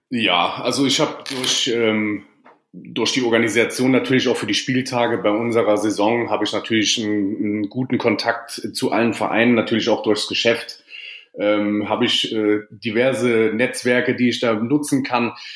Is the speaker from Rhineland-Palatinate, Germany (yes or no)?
yes; Vallendar, Rhineland-Palatinate, Germany; Ich bin ja selber auch aus Fallender